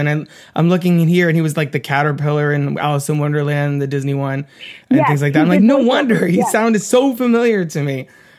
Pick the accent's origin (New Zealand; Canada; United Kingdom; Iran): United Kingdom; England; as an English person, I was like, this is so cool.